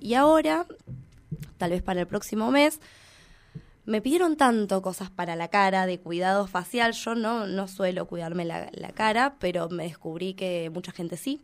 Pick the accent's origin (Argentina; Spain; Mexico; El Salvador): Argentina; Plotier, Neuquén; yo soy de Plotier